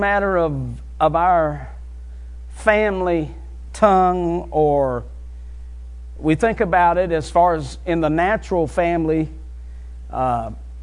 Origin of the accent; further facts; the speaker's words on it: West Virginia, United States; moved away; also born or lived in North Carolina; Now, I'm from West Virginia. I moved to North Carolina